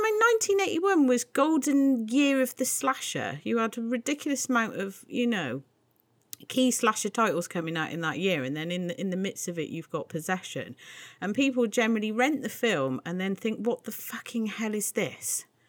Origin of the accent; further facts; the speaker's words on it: United Kingdom; I'm British